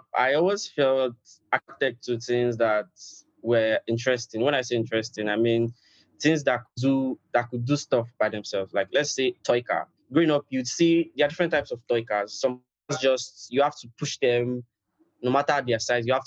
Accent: Nigeria; I'm from Nigeria

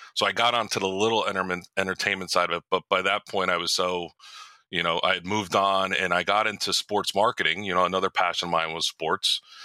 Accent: Morristown, New Jersey, United States; I was born and raised in Morristown.

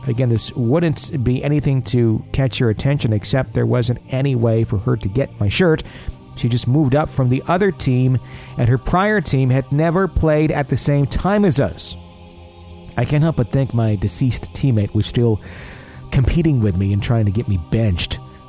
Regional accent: Wisconsin, United States; I'm an attorney and a real estate agent in Wisconsin. Ah, my hometown or my home state happens to be an area of my practice.

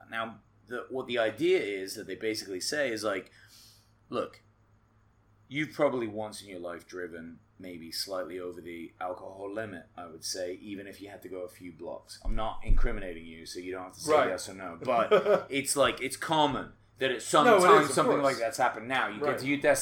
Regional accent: England, United Kingdom; I'm English

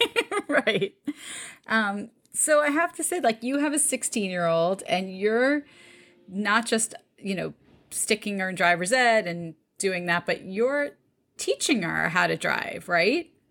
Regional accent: New York, United States; born or raised there; also born or lived in Detroit, Michigan

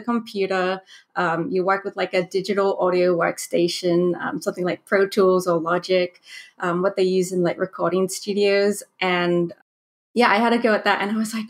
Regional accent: Australia; also born or lived in New Zealand; I was born in New Zealand but raised in Australia. So I went to high school in Australia

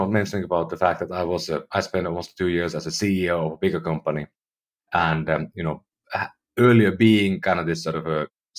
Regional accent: Finland; now in United States; And I'm from Finland, you know, I lived in Europe most of my life.

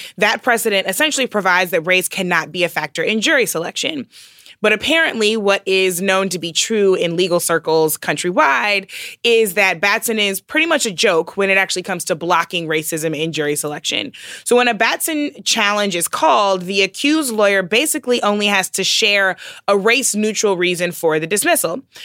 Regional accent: St. Louis, Missouri, United States; moved away; growing up in the Midwest. So I am from Saint Louis, which means that I share a home state with Rush Limbaugh

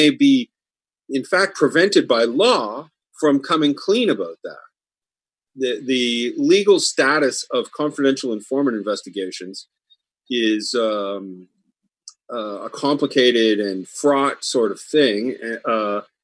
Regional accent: Truro, Nova Scotia, Canada; moved away; I'm originally from Truro.

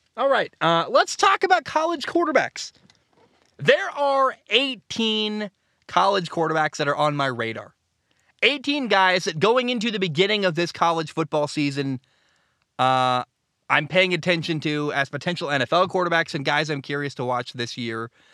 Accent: Oregon, United States; I live in the Northwest. I'm from Oregon.

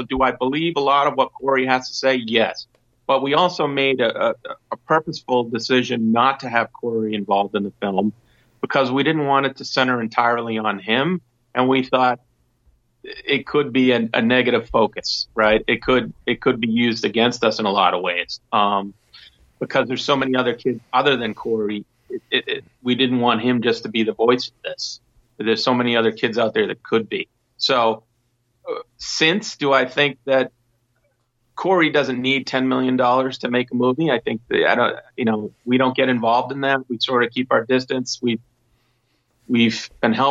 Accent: United States; I'm an American first

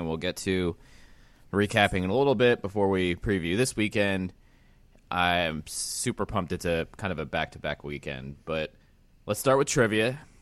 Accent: Pennsylvania, United States; moved away; I've been banned from my home state

